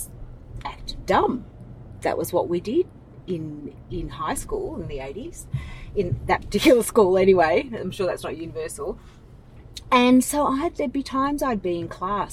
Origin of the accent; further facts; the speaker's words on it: Ringwood, Victoria, Australia; Outer East really is where I grew up